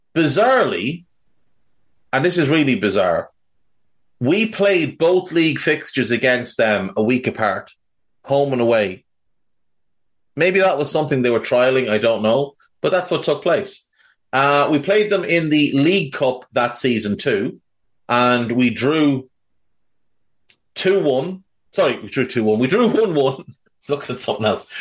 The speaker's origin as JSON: {"language": "English", "country": "Ireland", "tie": "born or raised there", "said": "growing up in Ireland"}